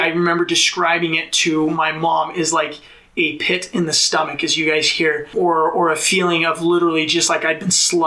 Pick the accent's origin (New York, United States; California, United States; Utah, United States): Utah, United States; Mapleton; also born or lived in London, England; I was born and raised in a city called Mapleton, just south of Provo